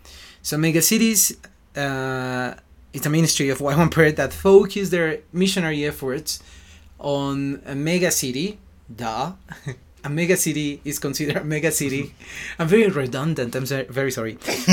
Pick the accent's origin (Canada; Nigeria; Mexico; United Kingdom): Mexico; Mexico City; English is a second language; moved away; I'm from Mexico City and I'm 33 years old.